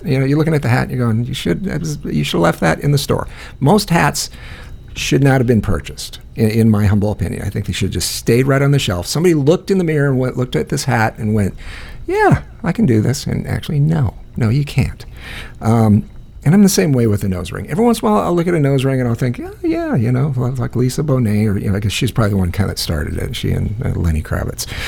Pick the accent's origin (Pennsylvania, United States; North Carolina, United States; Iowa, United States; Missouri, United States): Iowa, United States; I grew up in Iowa